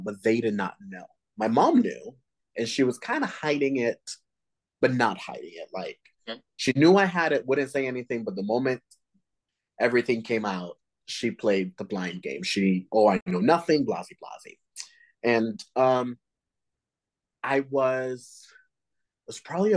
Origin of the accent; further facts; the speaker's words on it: Dominican Republic; I'm Latino, just like you. I'm from the Dominican Republic.